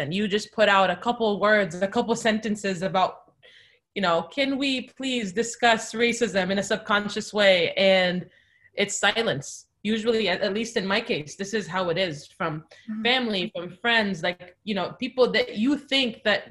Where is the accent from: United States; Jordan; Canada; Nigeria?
Jordan; moved away; my family's Palestinian, but I was born and raised in Jordan